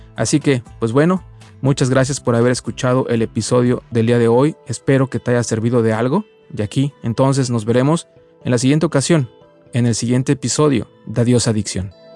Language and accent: Spanish; Mexico; de nacimiento como muchos mexicanos, católico